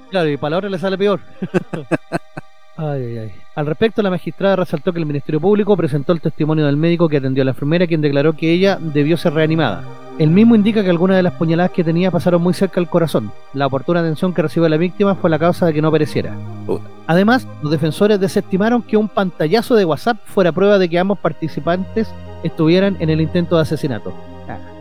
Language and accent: Spanish; Puente Alto, Santiago Metropolitan Region, Chile; yo soy de Puente Alto y ella es de las Condes y por eso le dieron la pega, po.